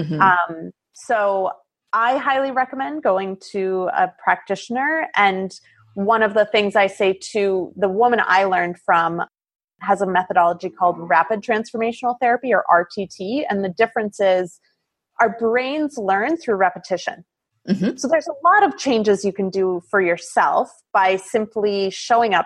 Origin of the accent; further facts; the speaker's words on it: Midwest, United States; moved away as an adult; also born or lived in Italy / Seattle area; I grew up in the Midwest